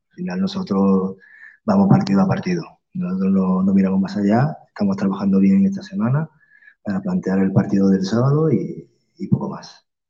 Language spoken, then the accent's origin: Spanish; Málaga, Andalusia, Spain; soy malagueño.